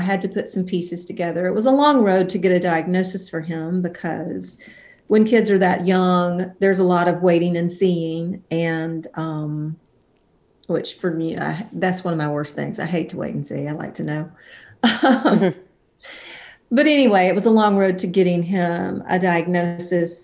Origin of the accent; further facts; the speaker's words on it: about 90 miles north of Mobile, Alabama, United States; moved away as an adult; also born or lived in Nashville, Tennessee; I was born in Mobile, Alabama, and I grew up about 90 miles north of there and around